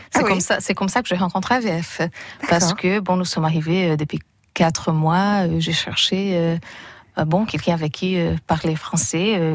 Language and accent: French; São Paulo, Brazil; French is a second language; also born or lived in Manchester, England; now in Cherbourg, France; je suis née au Brésil. Euh, et bon, après, je vis qu'en Angleterre, mhm. mais d'origine euh, brésilienne, oui. De quelle ville São Paulo.